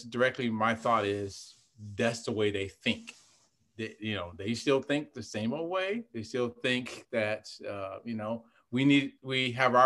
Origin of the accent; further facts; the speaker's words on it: Fayetteville, North Carolina, United States; moved away as an adult; I grew up in North Carolina.